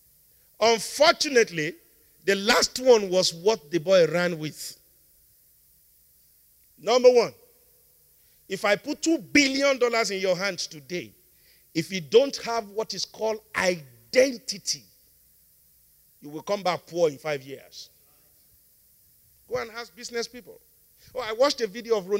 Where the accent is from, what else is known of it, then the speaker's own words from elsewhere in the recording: Nigeria; I'm one Nigerian